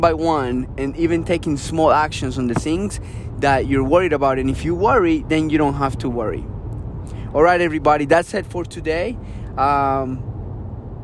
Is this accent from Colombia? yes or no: yes; Colombia; moved away; I grew up in Colombia.